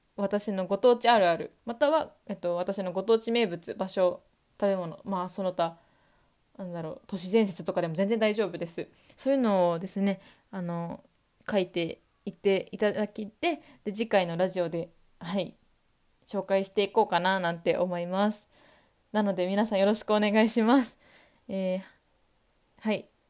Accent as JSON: {"language": "Japanese", "town": "Fujisawa", "region": "Kanagawa", "country": "Japan", "tie": "born or raised there", "said": "昔湘南に住んでてほらもう湘南って言ってるじゃん湘南って言ってますね湘南出身ですとか言うようにしてますね"}